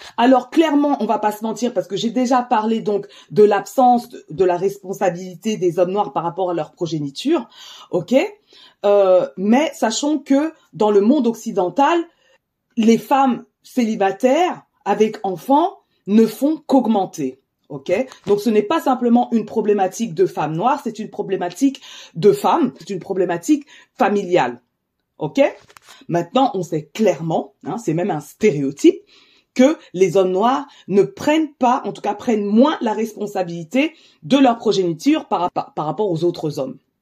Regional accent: France; je suis d'origine camerounaise, je suis née en France

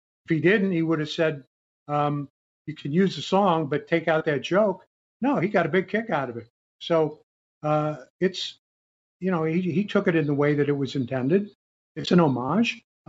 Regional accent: St. Louis, Missouri, United States; when I was growing up in St. Louis, I was, 8 or 9 years old.

